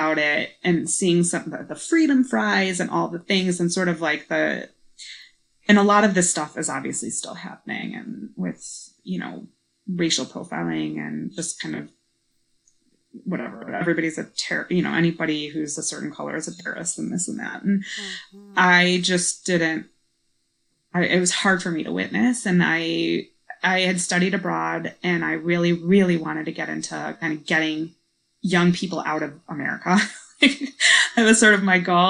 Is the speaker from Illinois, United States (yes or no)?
yes; Chicago, Illinois, United States; moved away as an adult; also born or lived in Washington, D.C.; now in Ethiopia; I'm from Chicago